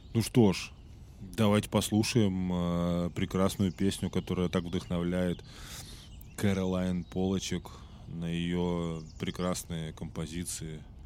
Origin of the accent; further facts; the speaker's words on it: Russia; я э, из России